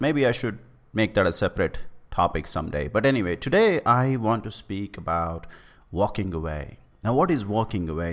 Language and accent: English; India; I'm from India